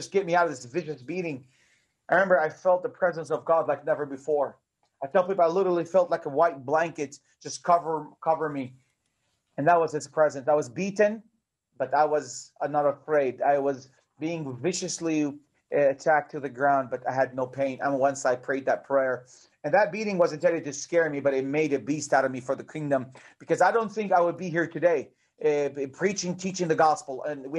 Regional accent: Bethlehem, West Bank, Palestine; English is a second language; also born or lived in Jerusalem; I was born in Jerusalem, and I grew up in the city of Bethlehem all my life. Sometimes when people hear me speak English, they think I was born in America. I wasn't. I was born here.

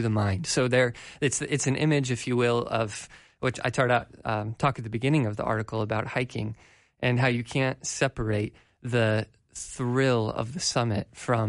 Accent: Colorado, United States; growing up in Colorado

